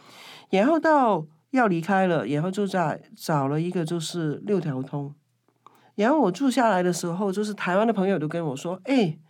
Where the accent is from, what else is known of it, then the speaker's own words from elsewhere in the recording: Kowloon, Hong Kong; now in Taipei, Taiwan; 其实蛮像我小时候住在香九龙九龙的一个弥敦道，